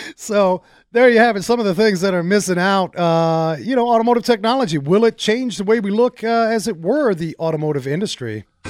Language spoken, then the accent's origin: English; New York, United States; growing up in New York in the big apartment buildings